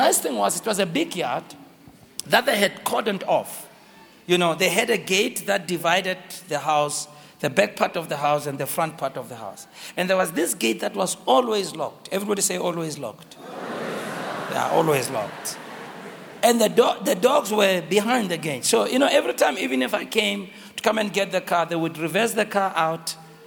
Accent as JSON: {"language": "English", "town": "Soweto", "region": "Gauteng", "country": "South Africa", "tie": "born or raised there", "said": "growing up in Soweto"}